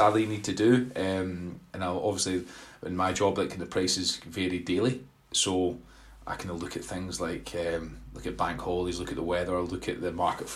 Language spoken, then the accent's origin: English; Glasgow, Scotland, United Kingdom; I was born and bred in Glasgow